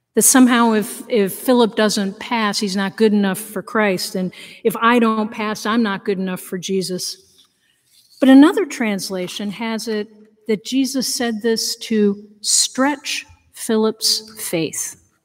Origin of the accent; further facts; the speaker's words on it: Danbury, Connecticut, United States; None of that was in my history books when I grew up in Connecticut